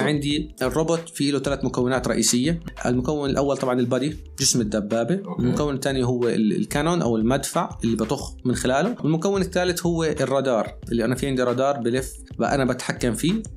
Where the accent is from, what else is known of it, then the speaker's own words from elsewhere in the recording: Jordan; عندنا في الاردن